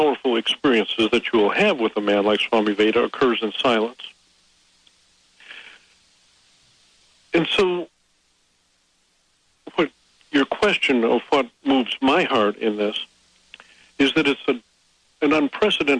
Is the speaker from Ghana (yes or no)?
no; United States; I'm an American